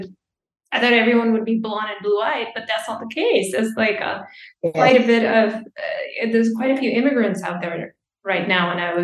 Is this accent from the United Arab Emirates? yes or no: yes; Dubai, United Arab Emirates; growing up in Dubai, we're not really, you know, we're not nature people.